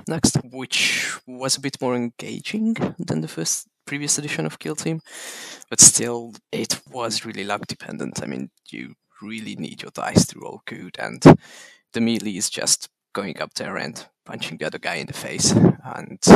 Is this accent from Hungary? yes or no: yes; Hungary; I come from Hungary.